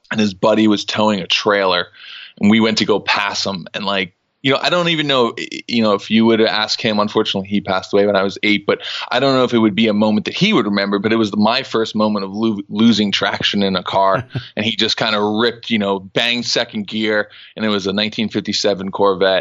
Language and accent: English; New York City, New York, United States; I grew up in New York City